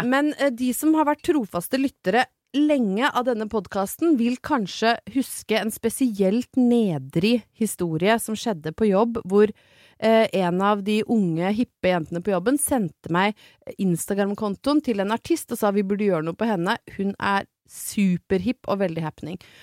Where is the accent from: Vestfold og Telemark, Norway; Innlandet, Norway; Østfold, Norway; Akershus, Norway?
Innlandet, Norway; Brøttum; jeg er fra Brøttum